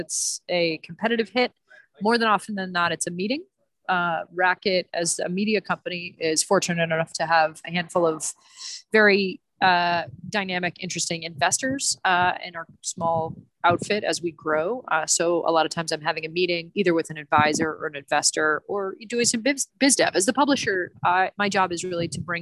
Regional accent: Montreal, Quebec, Canada; also born or lived in Atlanta suburbs, Georgia, United States; now in New York, United States; I grew up in Montreal originally

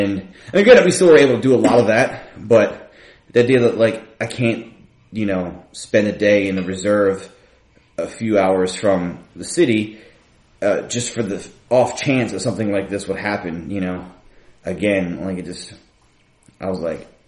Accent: Philadelphia, Pennsylvania, United States; my route of be getting into punk was, like, being, like, a kid growing up in Philly, getting lots of fights, feeling alienated

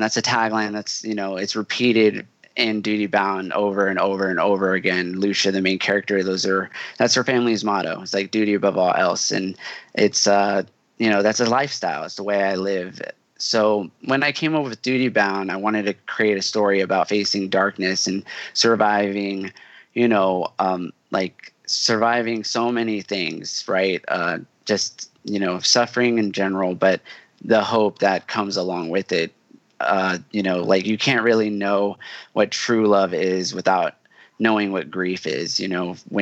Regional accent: Houston, Texas, United States; moved away; I'm from Houston originally

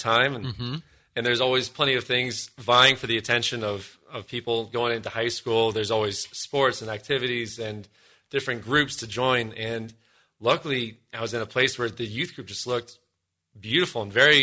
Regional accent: Columbus, Ohio, United States; also born or lived in Denver, Colorado; we moved from Denver, where I was born, out here to Columbus, Ohio

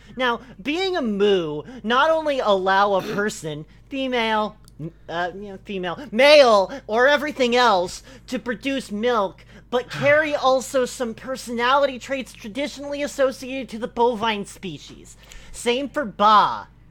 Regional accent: Italy; As Italian

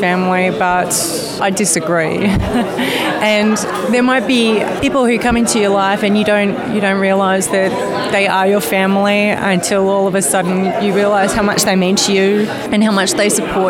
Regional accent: Melbourne, Victoria, Australia; now in Brunswick East, Australia; I'm from Brunswick East, but originally from Moonee Valley

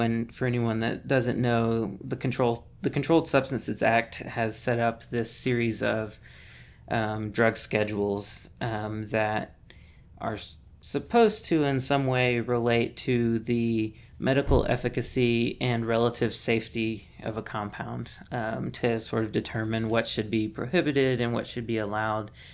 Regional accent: Mississippi, United States; moved away; I'm originally from Mississippi

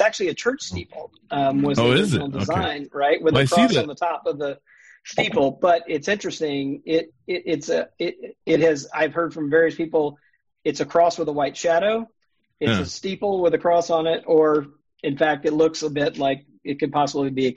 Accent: Mississippi, United States; I grew up in Mississippi.

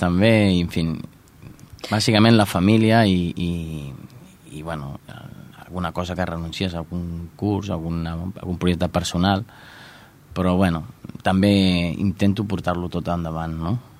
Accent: Santa Perpètua de Mogoda, Catalonia, Spain; jo de fet, soc mm, nascut de Santa Perpètua

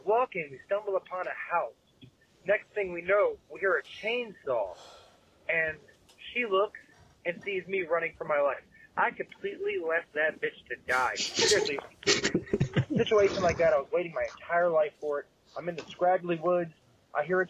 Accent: Maryland, United States; moved away; When I was younger, I lived in Maryland. I am from Maryland.

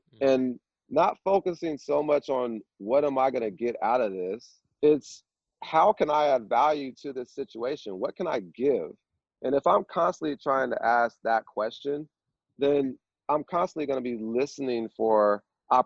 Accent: Vallejo, California, United States; I'm from Vallejo, California, and in my neighborhood that I grew up

